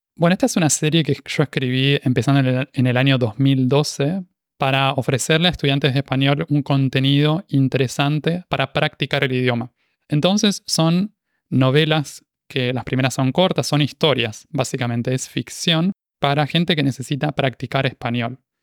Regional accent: Buenos Aires, Argentina; accent: rioplatense; first language Spanish; moved away as an adult; now in Montevideo, Uruguay; nací en Buenos Aires, Argentina, y soy originalmente de Argentina

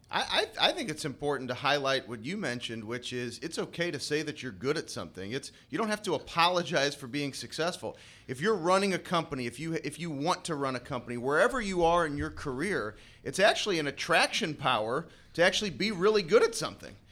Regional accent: St. Louis, Missouri, United States; being Saint Louisans here

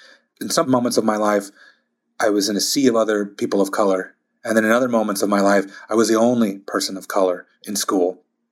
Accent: Texas, United States; also born or lived in Germany / Philadelphia / Long Beach; growing up in South Texas, 6 miles from the U.S.-Mexico border, growing up in Germany, growing up in Philadelphia, in Long Beach, California

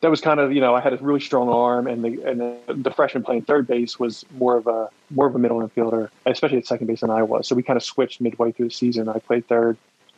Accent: Philadelphia, Pennsylvania, United States; moved away as an adult; growing up in Mayfair, small part of Philadelphia, family didn't have much money

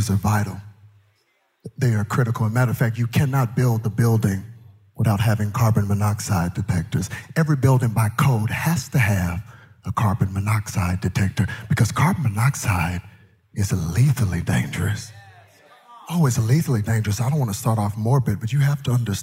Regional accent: Texas, United States; I'm from Texas

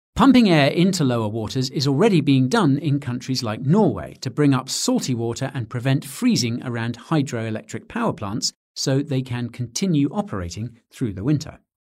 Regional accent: United Kingdom; Being British

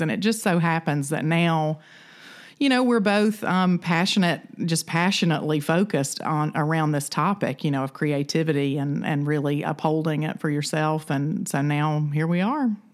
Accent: the South, United States; I'm from the South

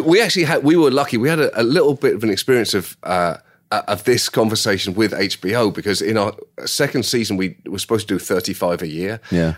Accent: United Kingdom; as a British person

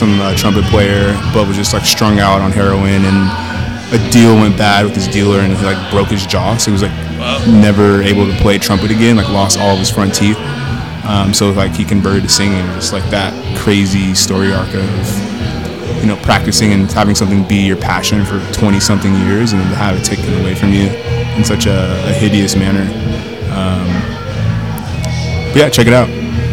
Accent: Seattle, Washington, United States; moved away as an adult; also born or lived in Santa Clara; I'm from the Seattle area, but I went to Santa Clara

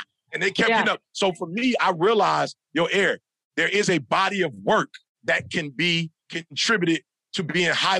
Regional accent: Midwest, United States; I'm from the Midwest, bro. Like, we working in farms. We work at Ford, GM, and Chrysler

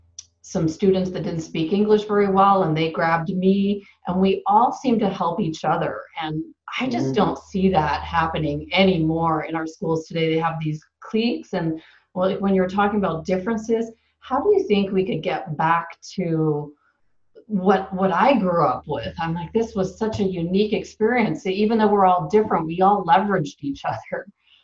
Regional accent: Toronto, Ontario, Canada; I grew up in Toronto

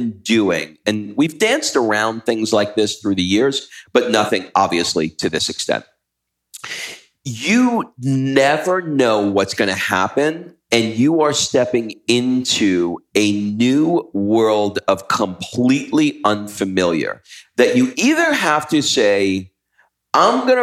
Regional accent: United States; we're from America

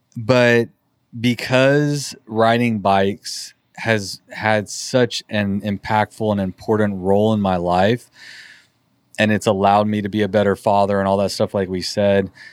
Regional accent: Texas, United States; we're from Texas

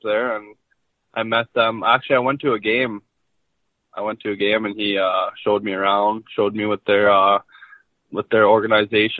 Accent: Meadow Lake, Saskatchewan, Canada; I'm actually from Meadow Lake, Saskatchewan

